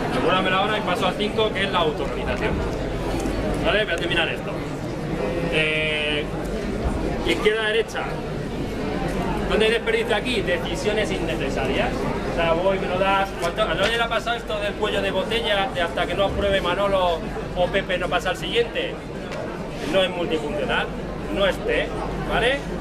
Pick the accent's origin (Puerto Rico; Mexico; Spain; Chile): Spain; Castilla-La Mancha; now in Madrid, Spain; yo vengo de Madrid, pero realmente soy del sur. La mancha